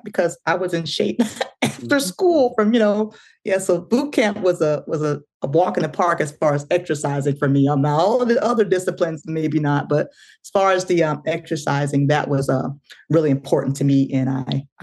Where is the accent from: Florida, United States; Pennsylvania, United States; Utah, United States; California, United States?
Florida, United States; moved away as an adult; I was in Florida because I'm originally from Florida